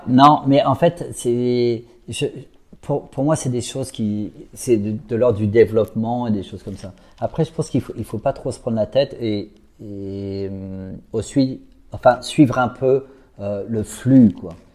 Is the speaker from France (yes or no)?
yes; Paris, Île-de-France, France; En fait, moi, je suis un petit parisien